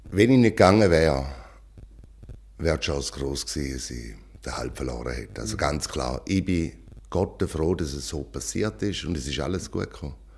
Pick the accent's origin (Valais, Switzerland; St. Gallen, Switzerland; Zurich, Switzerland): St. Gallen, Switzerland; also born or lived in Rheintal; now in Philippines; Also ich bin ein St. Galler